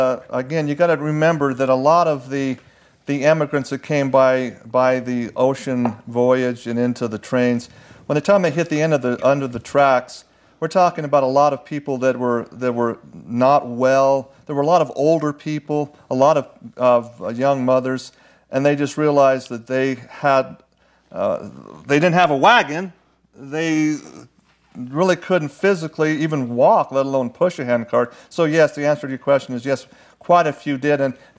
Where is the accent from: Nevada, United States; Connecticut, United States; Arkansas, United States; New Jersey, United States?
Nevada, United States; a gentleman who I grew up with in my home ward in Nevada.